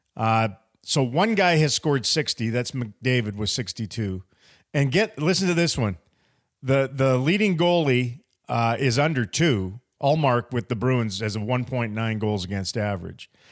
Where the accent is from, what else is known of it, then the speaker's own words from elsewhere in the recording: Prince George, British Columbia, Canada; moved away; also born or lived in Kamloops, British Columbia / Ashcroft, British Columbia; I was born in Prince George and I still love all my time way up north there